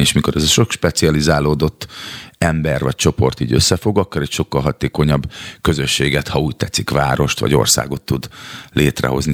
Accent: Szeged, Csongrád-Csanád, Hungary; moved away as an adult; now in Budapest, Hungary; Szegedi lakótelepről születtem, oda, ott nőttem föl, ott szocializálódtam harmincegy néhány éves koromban, költöztem Budapestre.

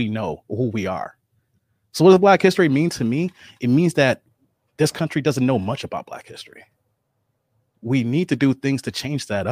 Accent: Bolingbrook, Illinois, United States; I grew up in Bolingbrook.

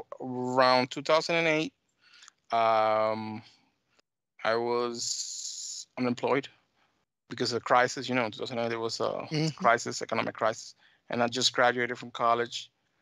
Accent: United States; born there; accent: mixed Dominican and American; actually, my parents are Dominican. I was born here in the States, so I've been back and forth, Caribbean, Dominican, and the United States, so it's kind of a mixed accent, yeah.

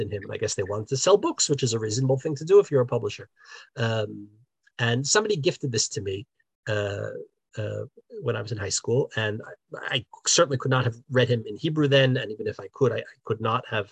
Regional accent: New Jersey, United States; now in Israel; growing up in New Jersey, I grew up in a non-observant home.

